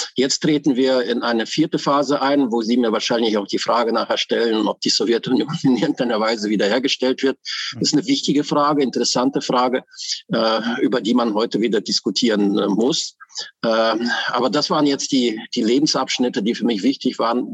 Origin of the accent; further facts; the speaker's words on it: Germany; ich bin in der russischen äh, Immigranten äh, äh, aufgewachsen im Westen in äh, Westdeutschland, äh, in der Bundesrepublik Deutschland